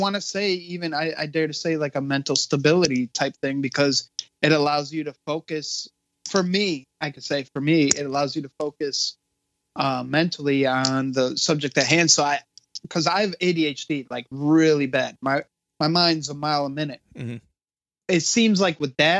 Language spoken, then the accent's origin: English; Waterbury, Connecticut, United States; also born or lived in West Des Moines, Iowa / Monterrey, Mexico; I'm from Connecticut, originally born in Iowa, raised in Mexico, and then we moved back to Connecticut. I've been here since I've been a young lad